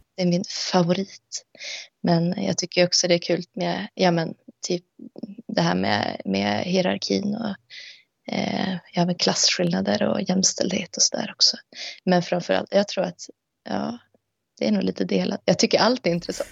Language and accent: Swedish; Sweden; moved away; som är uppvuxen i Sverige med ett svensk identitet